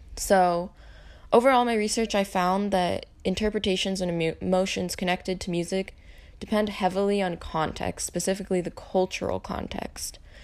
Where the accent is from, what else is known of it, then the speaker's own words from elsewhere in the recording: Eatonville, Washington, United States; My hometown is Eatonville, Washington, which is a really small town at the base of Mount Rainier.